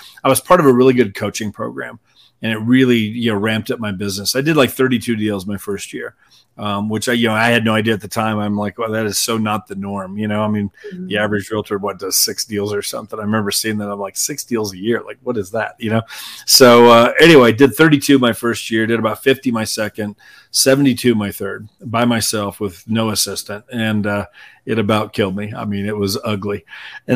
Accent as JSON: {"language": "English", "region": "Indiana", "country": "United States", "tie": "born or raised there", "also_born_or_lived": "California / Los Angeles", "moved": "as an adult", "lives_now": "Colorado Springs, United States", "said": "I'm from Indiana originally, born and raised. Moved to California after I graduated college."}